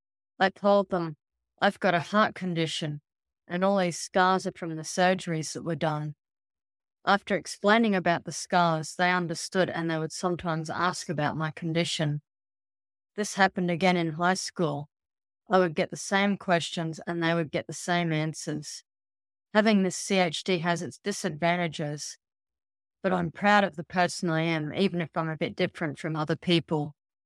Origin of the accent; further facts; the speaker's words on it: Canada; Growing up in Canada and not being able to play hockey was disappointing.